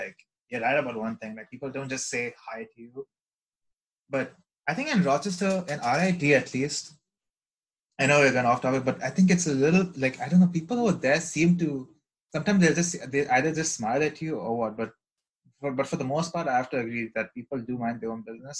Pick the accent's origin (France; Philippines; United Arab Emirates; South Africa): United Arab Emirates; Dubai; I grew up in Dubai